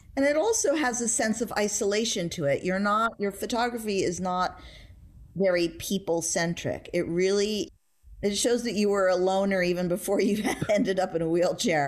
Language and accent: English; New York City, New York, United States; I was brought up in New York City.